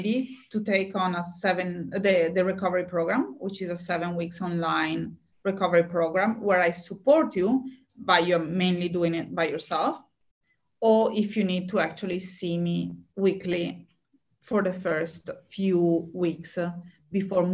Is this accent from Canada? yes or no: no; Italy; now in Australia; when I was back in Italy